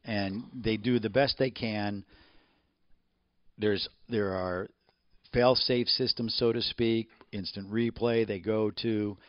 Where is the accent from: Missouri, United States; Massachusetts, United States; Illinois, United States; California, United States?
Illinois, United States; Chicago; moved away; I grew up in Chicago